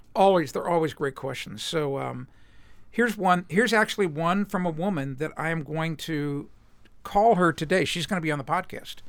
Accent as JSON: {"language": "English", "town": "Cincinnati", "region": "Ohio", "country": "United States", "tie": "born or raised there", "said": "I was born and raised in Cincinnati."}